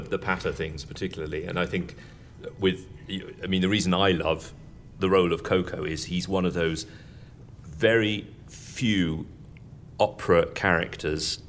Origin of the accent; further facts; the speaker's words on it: England, United Kingdom; it's hard being English